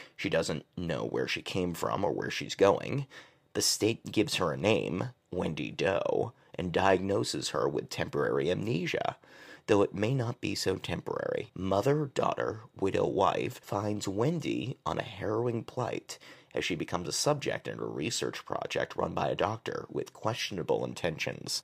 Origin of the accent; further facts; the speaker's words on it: Massachusetts, United States; I'm from Massachusetts